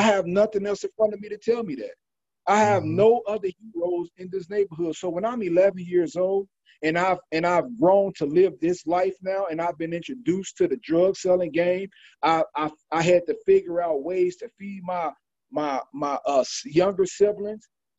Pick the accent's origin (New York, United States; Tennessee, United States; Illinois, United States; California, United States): Illinois, United States; Chicago; I'm from the West Side. I grew up in Uptown, back to the West Side, and these some of the worst places, you know, in Chicago